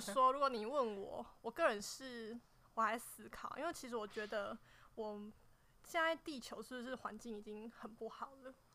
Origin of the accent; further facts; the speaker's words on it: Nantou County, Taiwan; 我是来自南投的